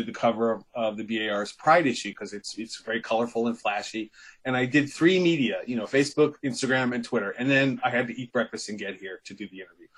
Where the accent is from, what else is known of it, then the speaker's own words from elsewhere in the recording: Ohio, United States; moved away as an adult; also born or lived in New York City / Jersey City; My family's from New York City in various places, and I was raised in Ohio